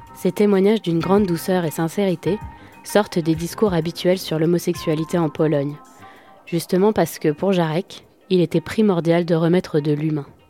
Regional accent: France; je suis française, européenne et hétérosexuelle

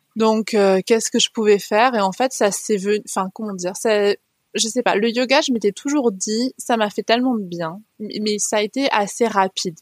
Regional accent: France; also born or lived in Haute-Savoie; now in Var, France; j'ai grandi dans les, dans les Pyrénées, dans les montagnes

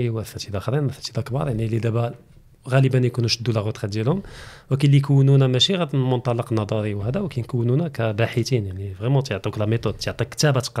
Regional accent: Kenitra, Rabat-Salé-Kénitra, Morocco; moved away as an adult; now in Casablanca, Morocco; حتى انا كبرت في قنيطره اه داكور جيت لكازا على ود الخدمه

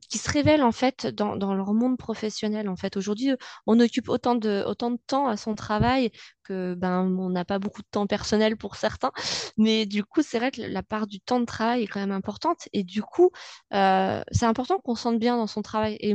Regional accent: Bonneville, Auvergne-Rhône-Alpes, France; je suis née à Bonneville, j'ai fait ma scolarité à Bonneville, je vis à Bonneville.

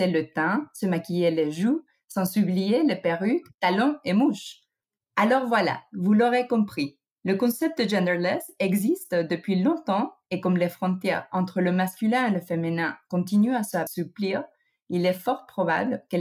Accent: United States; French is a second language; also born or lived in Mexico; now in France; je ne suis pas française. Je suis née au Mexique et j'ai grandi aux

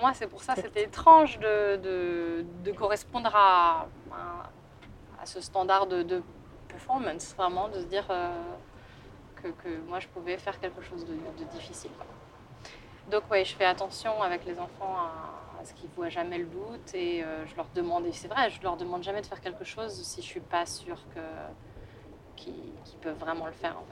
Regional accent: France; moved away as an adult; also born or lived in England / Germany / Italy; now in London, United Kingdom; Je suis française

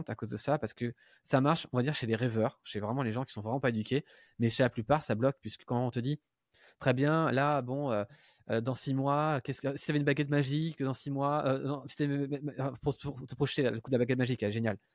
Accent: Paris, Île-de-France, France; je suis pas belge, hein, parce que à chaque fois que je parle de la Belgique, je, je suis belge, je suis parisien.

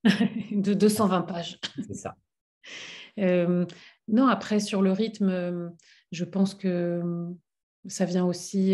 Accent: France; j'ai grandi en France

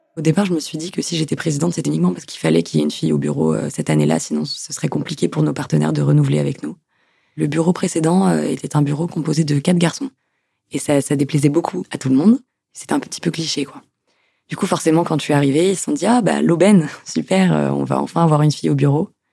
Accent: Toulouse, Occitania, France; moved away as an adult; now in Rouen, France; Je viens de Toulouse

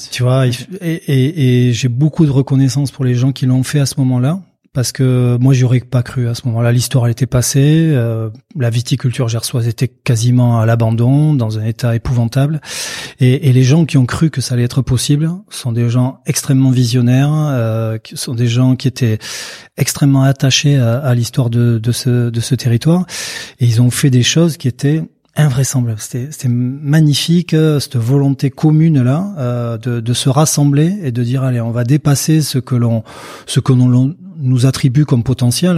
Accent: Pyrénées-Atlantiques, Nouvelle-Aquitaine, France; je suis né euh, euh, dans les Pyrénées-Atlantiques, au cœur de l'appellation Jurançon

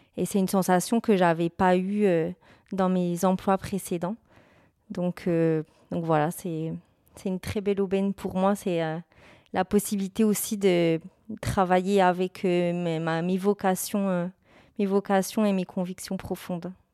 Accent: Bourgogne-Franche-Comté, France; moved away; je suis originaire de la région Bourgogne-Franche-Comté

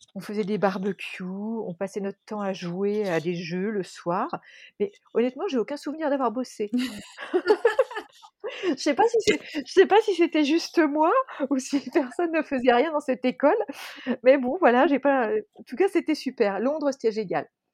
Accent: Dijon, Bourgogne-Franche-Comté, France; moved away as an adult; J'ai grandi à Dijon

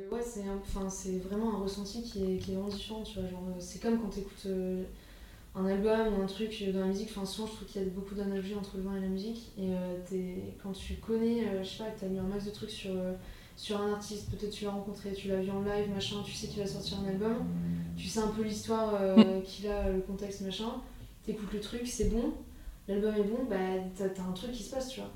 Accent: Alsace, Grand Est, France; now in Paris, France; je viens d'Alsace enfin j'ai grandi en Alsace

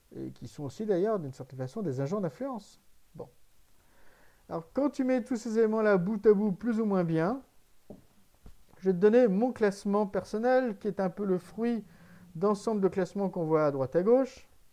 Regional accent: France; en tant que Français

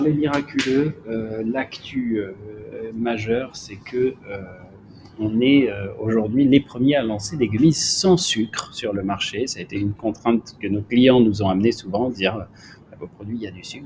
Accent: Marseille, Provence-Alpes-Côte d'Azur, France; je suis marseillais et je suis bien à Marseille

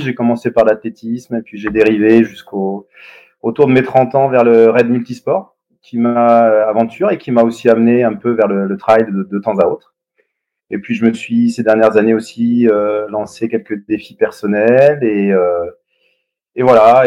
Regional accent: Yvelines, Paris region, Île-de-France, France; j'étais en région parisienne. Enfin, mes parents sont jurassiens, donc euh, bon, toutes les vacances euh, gamin, j'allais faire du ski de fond dans le Jura, mais en gros, j'étais dans les Yvelines

